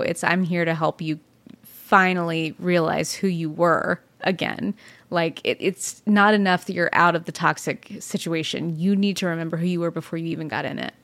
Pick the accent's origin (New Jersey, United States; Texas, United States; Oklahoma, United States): Texas, United States; Dallas; also born or lived in Fort Worth, Texas; I was born in Fort Worth and raised in Dallas